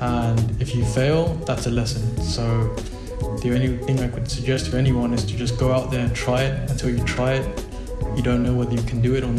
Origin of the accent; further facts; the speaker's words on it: London, United Kingdom; moved away as an adult; also born or lived in Pakistan (parents); now in Buenos Aires, Argentina; I was born and raised in London